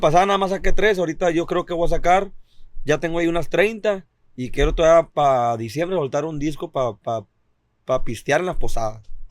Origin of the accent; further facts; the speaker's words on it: Mexicali, Baja California, Mexico; yo soy del Valle de Mexicali. Yo soy del Valle de Mexicali